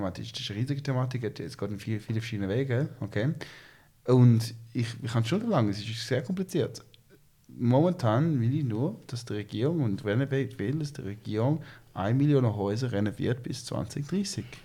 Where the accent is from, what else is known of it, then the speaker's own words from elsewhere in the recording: China; Ich bin in China aufgewachsen. Mein Vater ist mit der Schweizer Firma Roche, äh, sind wir auf ähm, China ausgewandert. Ich bin ein Kind Globalisierung.